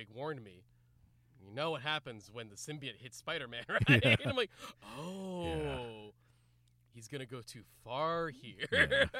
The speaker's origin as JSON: {"language": "English", "region": "California", "country": "United States", "said": "I'm from California. I'm just from California."}